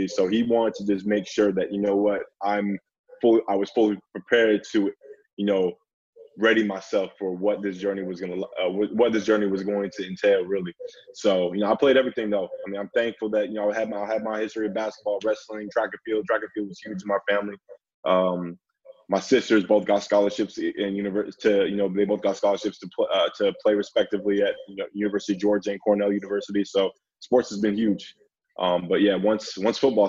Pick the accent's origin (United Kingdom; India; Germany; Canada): Canada; Vancouver, British Columbia; moved away as an adult; also born or lived in Houston, Texas; born and raised in Vancouver, British Columbia, Canada